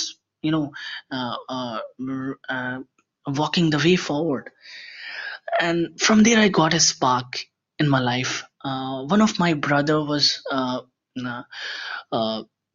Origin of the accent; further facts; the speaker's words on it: Bihar, India; I am from India. I come from the most backward state of India, that is Bihar.